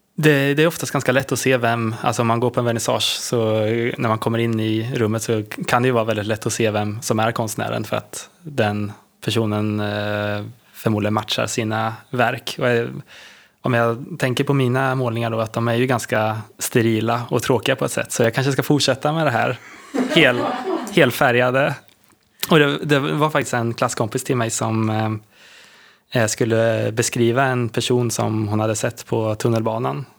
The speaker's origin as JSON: {"language": "Swedish", "town": "Linköping", "region": "Östergötland", "country": "Sweden", "said": "en mäklarfirma i Linköping där jag kommer ifrån"}